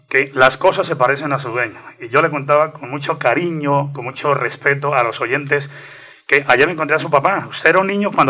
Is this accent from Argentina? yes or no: no; Colombia; Yo vengo del municipio del Páramo de la Salud